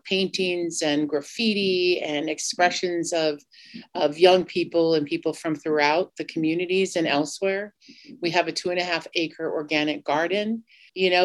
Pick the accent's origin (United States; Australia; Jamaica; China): United States; Cheyenne River Sioux Tribe, South Dakota; I'm from the Minicoju Lakota Band of the Cheyenne River Sioux Tribe